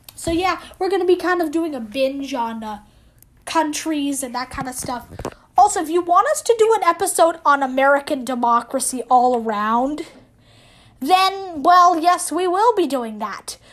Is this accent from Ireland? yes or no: yes; Ireland; because I'm Irish